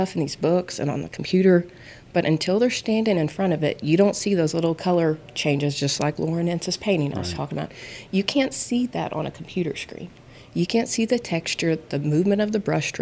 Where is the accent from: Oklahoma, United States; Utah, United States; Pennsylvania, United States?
Oklahoma, United States; Oklahoma City; now in Sayre, United States; I was a city girl. I grew up in Oklahoma City.